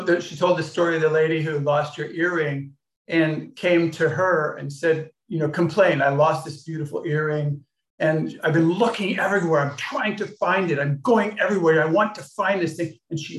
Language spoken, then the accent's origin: English; Los Angeles, California, United States; and I grew up in Los Angeles, which is near Hollywood.